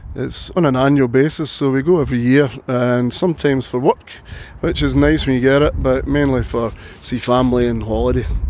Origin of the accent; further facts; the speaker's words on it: Glasgow, Scotland, United Kingdom; I was born in Glasgow.